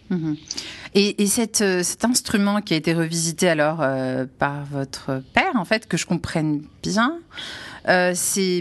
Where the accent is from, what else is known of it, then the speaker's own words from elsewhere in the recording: Algeria; je suis algérienne